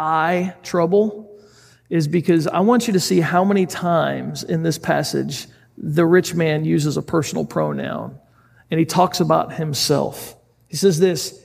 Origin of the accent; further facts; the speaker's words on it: United States; us as an American group of people